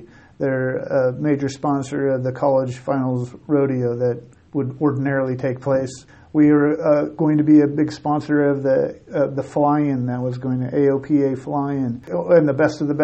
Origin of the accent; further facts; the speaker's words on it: Pendleton, Oregon, United States; moved away as an adult; also born or lived in Montana; now in Casper, United States; I'm from Pendleton, Oregon originally